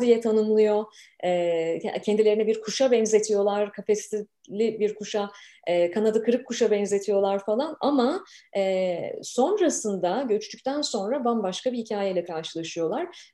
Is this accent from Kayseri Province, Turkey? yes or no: no; Ankara, Turkey; moved away as an adult; also born or lived in Istanbul; Tipik bir Ankaralıyım